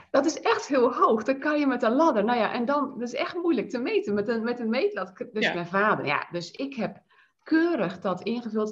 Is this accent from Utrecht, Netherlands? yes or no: yes; IJsselstein, Utrecht, Netherlands; ik ben in IJsselstein geboren